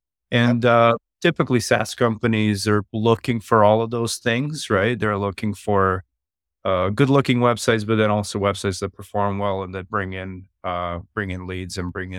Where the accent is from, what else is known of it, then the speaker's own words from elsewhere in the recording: Serbia; now in Calgary, Canada; I'm from western part of Canada, a city called Calgary. I've lived here since the 90s. Originally, I'm from Europe, from Serbia.